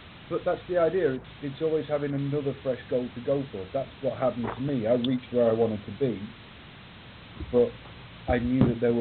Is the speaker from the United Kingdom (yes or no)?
yes; England, United Kingdom; I'm English